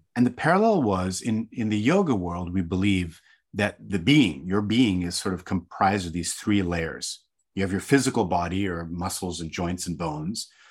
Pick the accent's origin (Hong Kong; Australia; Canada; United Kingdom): Hong Kong; I grew up in an Indian family. So my, my mom and dad were from India, and I grew up in Hong Kong